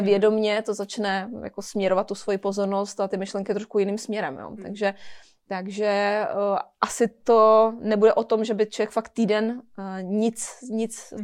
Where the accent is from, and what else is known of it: Czechia